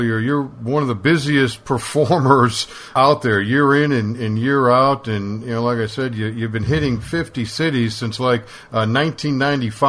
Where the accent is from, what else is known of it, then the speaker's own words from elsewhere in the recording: Chicago, Illinois, United States; also born or lived in New York City; now in Texas, United States; I was born and raised in Chicago